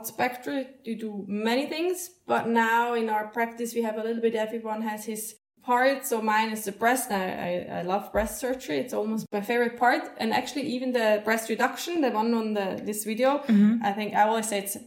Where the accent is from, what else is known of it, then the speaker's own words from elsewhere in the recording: around Zurich, Switzerland; I grew up like around Zurich